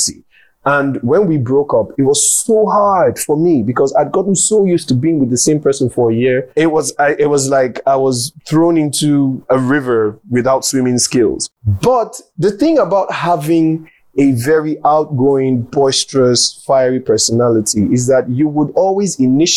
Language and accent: English; Delta, Nigeria; I'm from Delta State